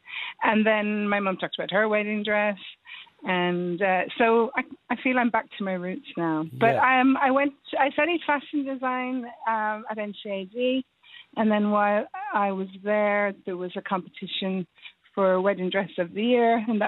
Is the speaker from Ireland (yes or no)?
yes; Dublin, Leinster, Ireland; moved away as an adult; now in West Cork, Ireland; I think I'm originally from Dublin, so I moved to West Cork about over a year ago. My mum is from Kinsale. Yes. I live a little bit outside than Manway, but my mum is from Kinsale.